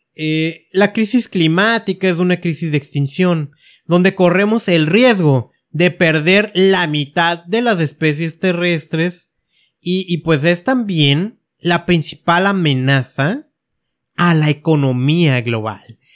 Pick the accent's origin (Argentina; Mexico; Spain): Mexico; yo que estoy en México